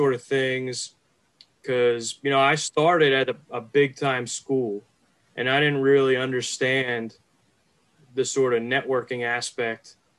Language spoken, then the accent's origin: English; Philadelphia suburbs, Pennsylvania, United States; I grew up in the Philly suburbs, so I've been a Birds fan my whole life